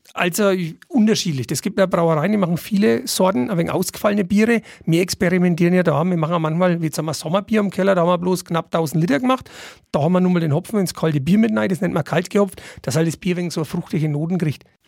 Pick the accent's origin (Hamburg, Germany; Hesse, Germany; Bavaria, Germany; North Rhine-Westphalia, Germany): Bavaria, Germany; Niedermirsberg; ich komme aus der Nachbarortschaft, aus Niedermischberg.